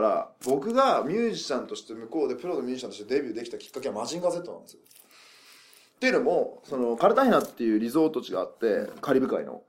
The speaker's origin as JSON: {"language": "Japanese", "region": "Nagasaki", "country": "Japan", "tie": "born or raised there", "said": "僕長崎生まれなんですけど"}